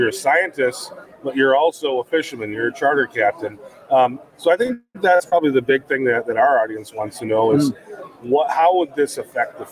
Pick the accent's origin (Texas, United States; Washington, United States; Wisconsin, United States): Wisconsin, United States; my home state of Wisconsin